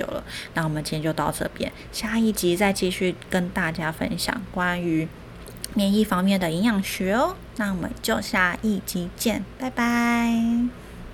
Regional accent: Taiwan; 我们台湾也是这样哦。

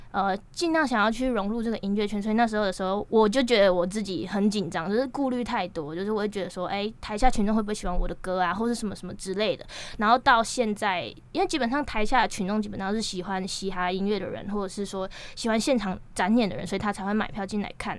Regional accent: Nantou County, Taiwan; 我在南投

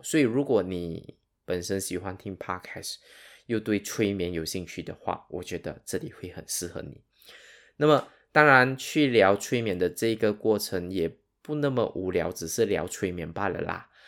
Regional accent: Sarawak, Malaysia; 我的口音可能跟你不一样。那我本身是马来西亚沙捞越人

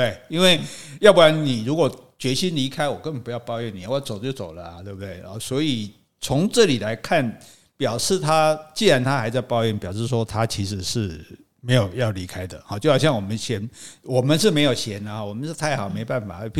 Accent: Taiwan; 那听说我们台湾人的平均收入是五万了

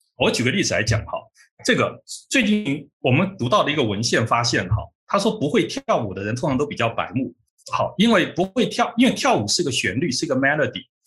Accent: Taiwan; also born or lived in United States; 我们台湾人

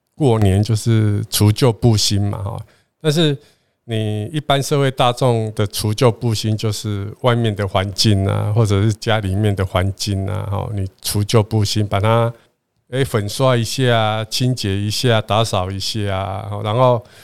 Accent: southern Taiwan, Taiwan; 我们是南部人啊

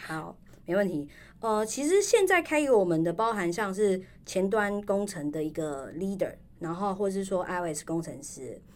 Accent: Taiwan; 就是我们台湾人。

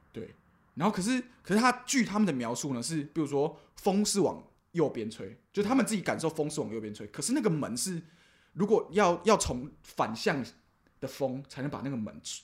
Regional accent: Tainan, Taiwan; 我们台南这边其实很多那种日剧时代

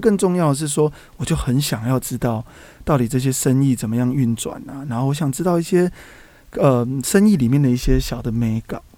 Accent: Taipei, Taiwan; also born or lived in Tainan; 我记得我那时候在台南工作，是台北人

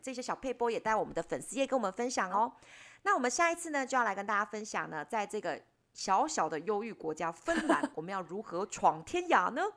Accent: Taiwan; 我们是台湾来的

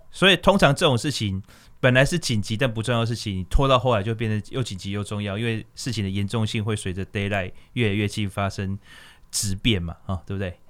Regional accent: Taiwan; also born or lived in Jiangxi (ancestry); 因为我们村子还蛮特别的，就是我们的眷村里面，呃，外省的奶奶的比例是比较高的

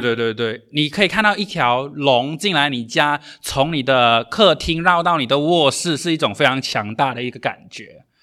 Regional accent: Malaysia; moved away as an adult; now in Taiwan; 我是来自马来西亚的

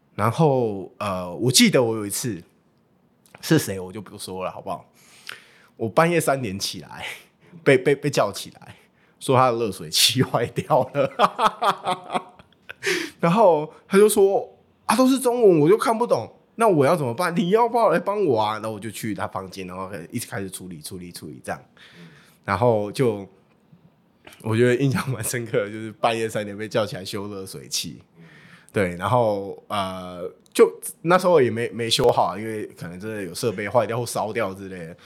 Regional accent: Taiwan; 那时候的英文能力 大概就是一般台湾人这样

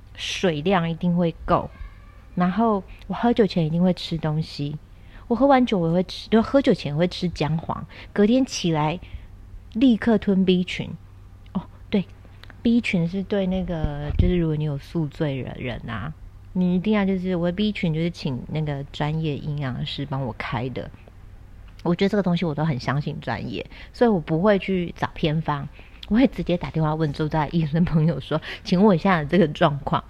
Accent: Kaohsiung, Taiwan; 然后我又是在高雄嘛， 我南部人

